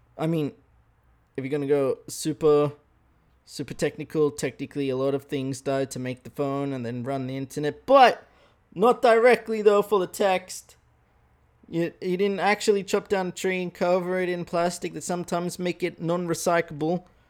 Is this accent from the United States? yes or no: no; Australia; accent: Australian; Wide-ass Australian voice